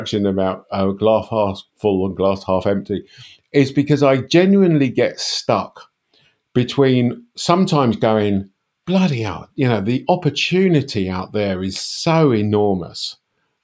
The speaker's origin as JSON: {"language": "English", "country": "United Kingdom", "said": "I'm British"}